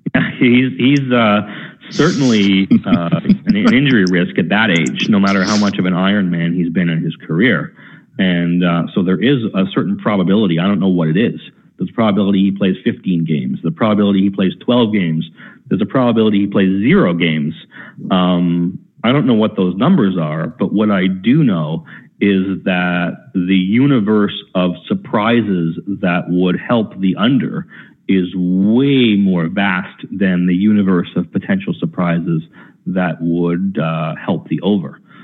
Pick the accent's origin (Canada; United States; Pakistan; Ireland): Canada; accent: Canadian; I'm proud of my Canadian accent